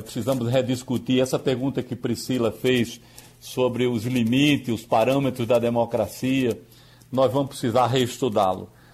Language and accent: Portuguese; Northeast Region, Brazil; eu tenho dupla nacionalidade, eu sou nordestino e sou também brasileiro